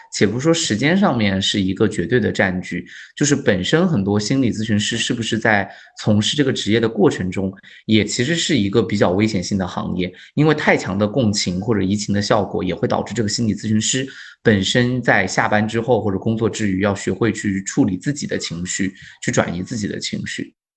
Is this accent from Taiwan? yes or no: no; China; 我们中国人